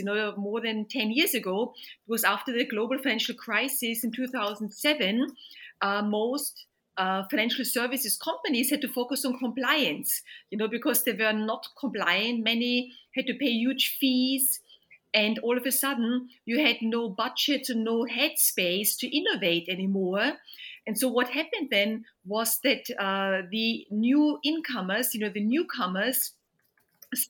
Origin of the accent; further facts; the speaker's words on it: Vienna, Austria; moved away as an adult; now in London, United Kingdom; Originally, I'm from Vienna, from Austria. Moved to London more than 25 years ago.